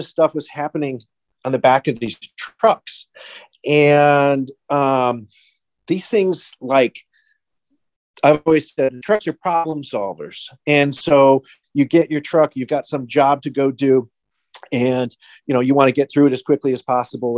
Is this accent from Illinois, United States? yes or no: yes; Chicago, Illinois, United States; I was born and raised in Chicago, Illinois